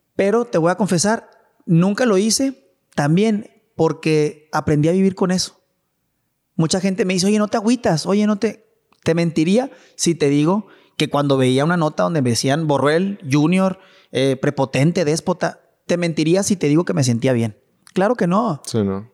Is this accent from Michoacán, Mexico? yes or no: no; Chihuahua, Mexico; also born or lived in Mexico City / Monterrey; todo empezó en Chihuahua. Todo empezó con mi papá y con mi mamá